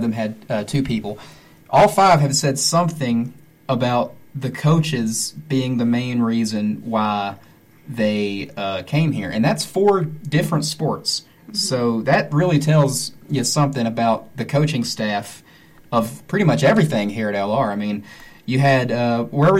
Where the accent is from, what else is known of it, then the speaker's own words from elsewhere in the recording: Lenoir, North Carolina, United States; also born or lived in Hickory, North Carolina; I was born in Hickory and raised 20 minutes down the road in Lenoir